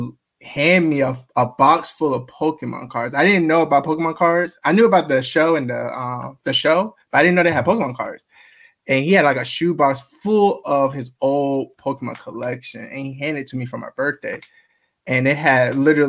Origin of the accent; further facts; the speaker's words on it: Marietta, Georgia, United States; also born or lived in Augusta, Georgia; I was born in Augusta, Georgia, but then we moved down to Marietta, Kennesaw area, and that's where I grew up